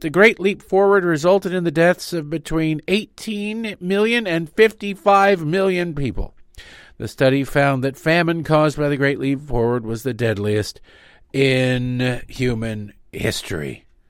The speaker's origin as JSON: {"language": "English", "region": "Michigan", "country": "United States", "tie": "born or raised there", "said": "where I grew up in Michigan."}